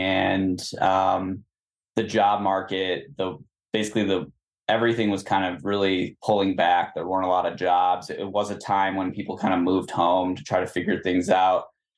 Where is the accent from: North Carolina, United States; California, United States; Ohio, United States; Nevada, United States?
Ohio, United States; Cleveland; moved away as an adult; now in Denver, United States; I'm from Cleveland, Ohio originally. Okay. So like many of the transplants out here, Midwest, grew up in Ohio, super flat, you know, that state, there's nothing but farmland there.